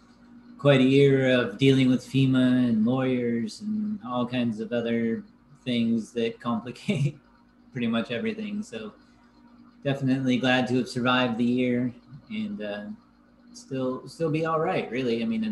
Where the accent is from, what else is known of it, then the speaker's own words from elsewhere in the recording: Happy Camp, California, United States; I grew up, for those of you who don't know, I grew up in Happy Camp, California, which is where the Slater fire primarily was this year